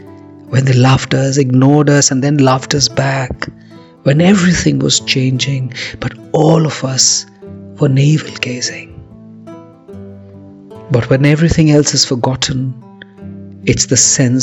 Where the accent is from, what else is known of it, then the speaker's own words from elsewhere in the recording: India; I'm a poet from India.